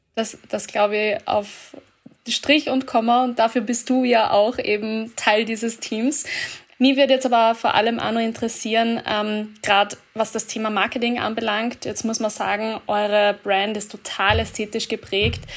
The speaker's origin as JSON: {"language": "German", "country": "Austria", "said": "bei uns in Österreich"}